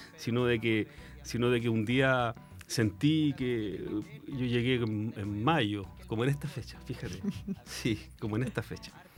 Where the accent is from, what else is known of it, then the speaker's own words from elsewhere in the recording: San Bernardo, Santiago Metropolitan Region, Chile; moved away as an adult; also born or lived in Concepción, Chile; now in San Pedro de la Paz, Chile; Yo nací en San Bernardo